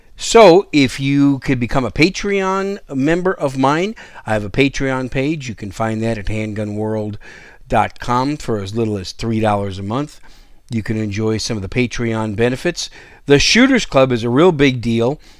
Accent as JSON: {"language": "English", "region": "Wisconsin", "country": "United States", "tie": "born or raised there", "moved": "as an adult", "said": "Most of you know Wisconsin's my home state, and, uh, I was, I was raised there for the better part of my, well, for my entire childhood and early young adult years"}